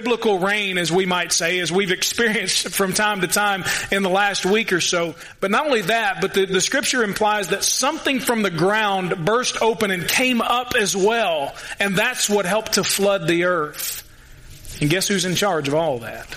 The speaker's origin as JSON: {"language": "English", "town": "Louisville", "region": "Kentucky", "country": "United States", "tie": "born or raised there", "said": "He's from my hometown"}